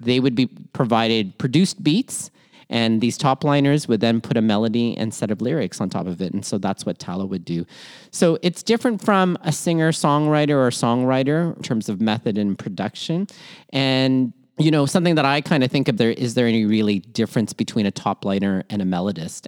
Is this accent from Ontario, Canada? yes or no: yes; Toronto, Ontario, Canada; also born or lived in Manila, Philippines; born in Manila, Philippines, raised in Toronto, Canada, and schooled all over southwestern Ontario